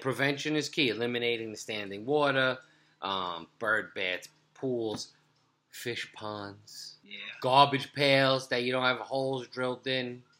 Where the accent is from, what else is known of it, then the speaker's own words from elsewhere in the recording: New York City, New York, United States; the block we grew up in Brooklyn